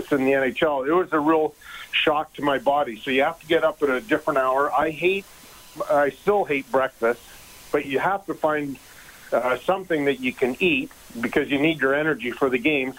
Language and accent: English; Edmonton, Alberta, Canada; moved away as an adult; also born or lived in Los Angeles; growing up in Edmonton